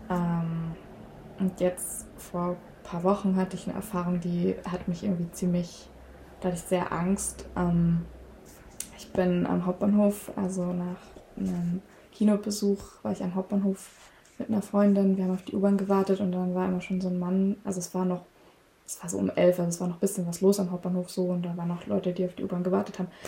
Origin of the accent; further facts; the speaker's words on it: Saxony, Germany; ich komme zwar aus Sachsen, aber ich spreche auch gar kein Sächsisch.